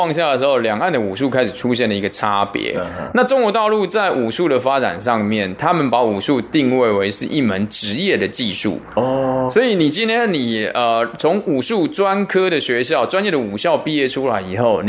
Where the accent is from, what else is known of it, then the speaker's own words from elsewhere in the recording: Taiwan; 其实是在很多我小时候在台湾的时候都听过这些老师的传奇故事。